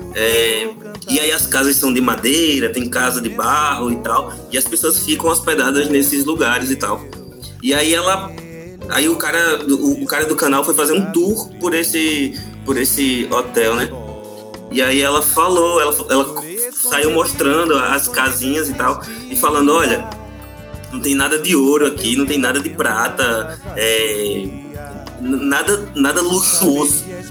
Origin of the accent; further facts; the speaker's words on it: Paraíba, Brazil; eu sou da Paraíba, com H